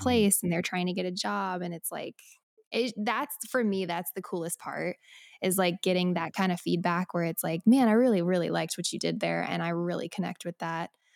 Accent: Colorado, United States; moved away as an adult; also born or lived in Nashville; now in Los Angeles, United States; I am from Colorado

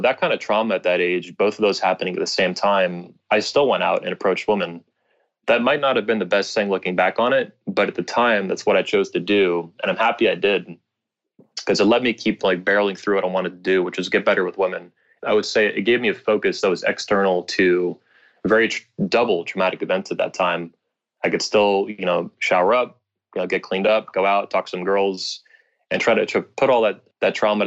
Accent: Florida, United States; I'm from Florida, you know, I'm a native Floridian.

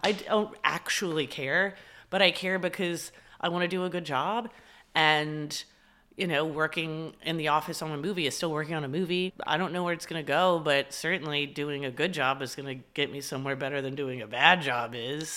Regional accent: Dallas, Texas, United States; growing up in Dallas, it's, and the school I went to, which I loved, it was an all-girls school, but I went there from first grade all the way through twelfth grade

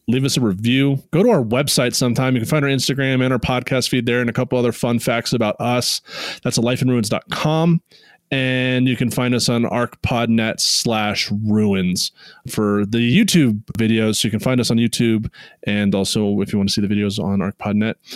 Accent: outside DC, Virginia, United States; also born or lived in New Mexico / Oregon; I was born in New Mexico in a colony of Spain, then moved to a, the Russian colony of Oregon and then yeah to the, the english colony of, virginia but uh, growing up outside of dc

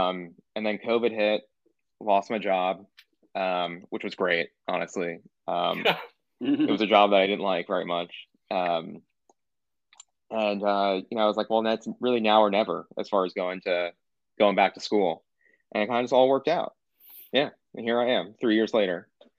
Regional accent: New York City, New York, United States; also born or lived in New Jersey; So I'm from like the Upper West Side of New York.

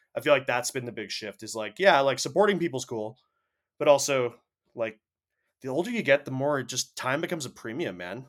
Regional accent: Canada; we're Canadian

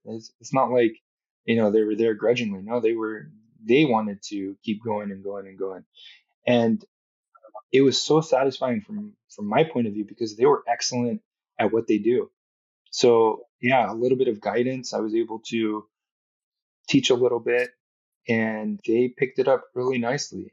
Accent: Southern California, United States; I grew up in Southern California

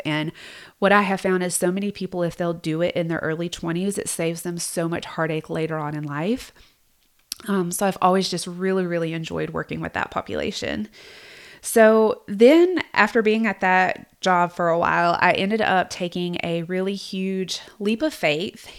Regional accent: South Georgia, United States; I grew up in South Georgia, in case you can't tell

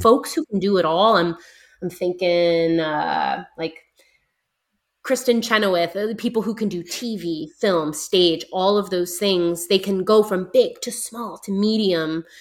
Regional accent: United States; I'm definitely American

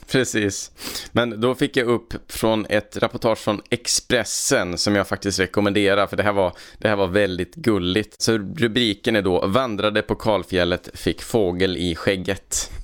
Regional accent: Värmland, Sweden; moved away; sen har jag varit hemma i Värmland en sväng och hälsat på mina föräldrar

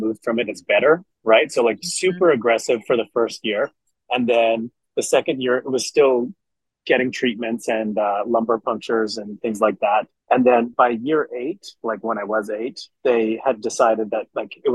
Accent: Montreal, Quebec, Canada; growing up in Montreal, Canada. And so, yeah, I definitely play hockey and speak French

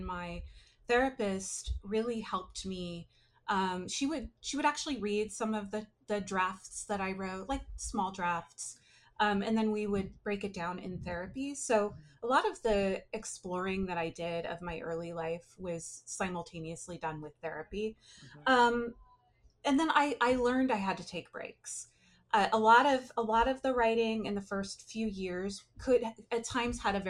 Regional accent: Humboldt County, northern California, United States; now in San Francisco Bay Area, United States; I grew up in Humboldt County, which is very north, very northern California

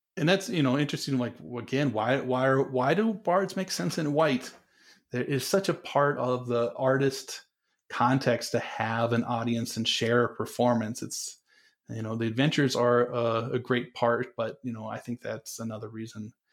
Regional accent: North Dakota, United States; moved away; also born or lived in Colorado; and I grew up in North Dakota

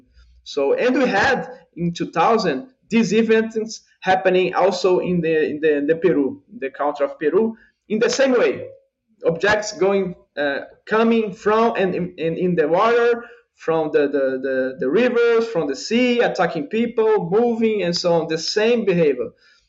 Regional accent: Brazil; accent: Brazilian; English is a second language; Sorry about my accent, my Brazilian accent, English.

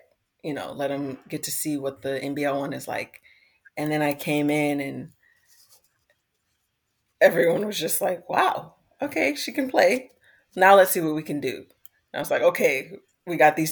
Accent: United States; moved away as an adult; also born or lived in Iceland; now in Australia; as the American, as the import

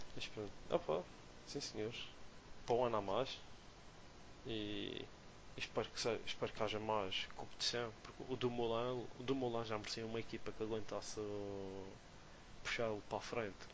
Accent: Madeira, Portugal; como somos madeirenses

